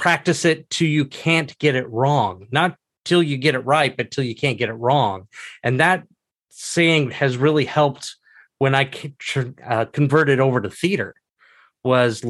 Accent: Southeast Washington State, United States; also born or lived in Salt Lake City, Utah; originally, I was born in Salt Lake City, Utah, lived there till about six, and then family picked up and moved to Southeast Washington State, where I went to high school and actually still live and work

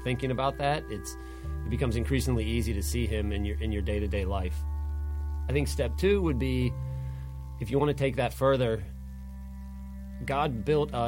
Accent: Pittsburgh, Pennsylvania, United States; moved away as an adult; now in Charlotte, United States; I grew up in Pittsburgh, Pennsylvania

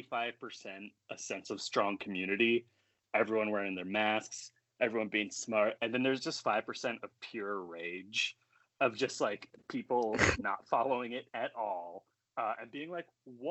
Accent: a reservation south of Montreal, Quebec, Canada; moved away; I grew up on a reservation south of Montreal in Canada.

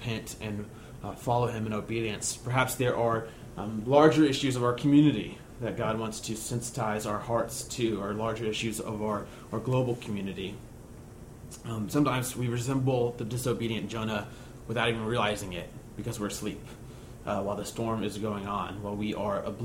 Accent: United States; being an American Christian

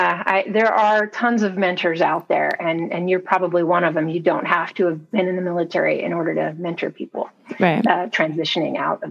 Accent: Clovis, California, United States; also born or lived in Fresno, California; Well, so I grew up in Clovis, California. I was born in Fresno.

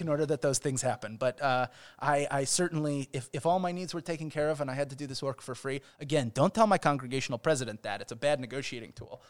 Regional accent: Chicago, Illinois, United States; also born or lived in Israel; now in Cincinnati, United States; I'm from Chicago

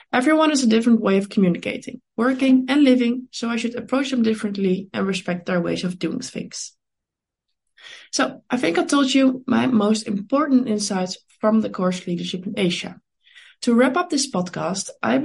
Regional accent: Netherlands; I was born in the Netherlands and over there I'm currently studying international business

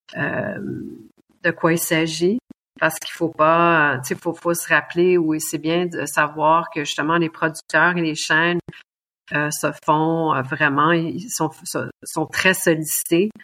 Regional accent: Quebec, Canada; also born or lived in Germany; now in Munich, Germany; je suis québécoise

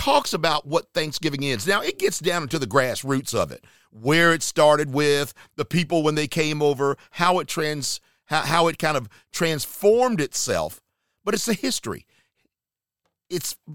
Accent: Charlotte, North Carolina, United States; moved away; my hometown area, Charlotte, North Carolina

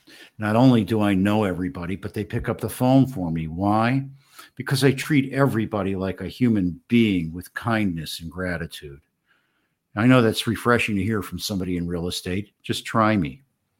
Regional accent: Miami, Florida, United States; My hometown of Miami

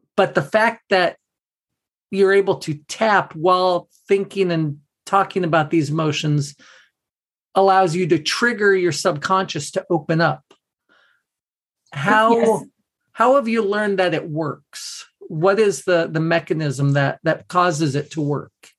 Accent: Southern California, United States; I grew up in in Southern California

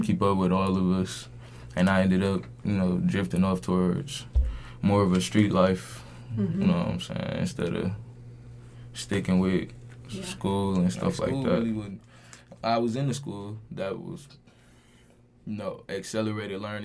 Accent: Milwaukee, Wisconsin, United States; I am from Milwaukee, Wisconsin

